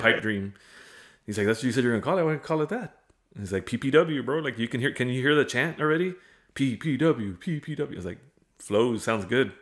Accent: Premont, Texas, United States; moved away as an adult; also born or lived in Hebbronville, Texas; now in Kingsville, United States; I claim Fremont as my hometown

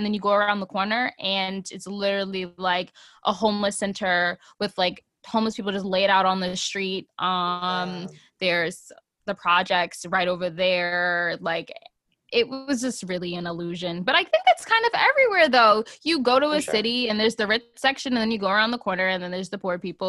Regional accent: New Jersey, United States; moved away as an adult; also born or lived in New York City; now in New York, United States; So I'm from New Jersey, the part of Jersey where everyone in their Instagram bio used to put New York/New Jersey. Like I live in both places. And so like I was the one of the few people that actually moved to New York from New Jersey.

